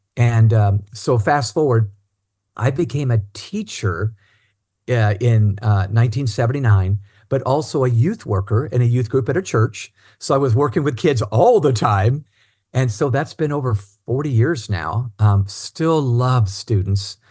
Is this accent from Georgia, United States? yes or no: no; Cincinnati, Ohio, United States; also born or lived in Indiana; when I was pretty young, we moved to Cincinnati, Ohio